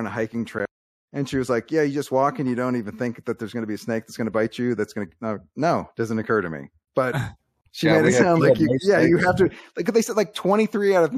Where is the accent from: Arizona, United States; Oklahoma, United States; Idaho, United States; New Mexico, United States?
Arizona, United States; I'm from Arizona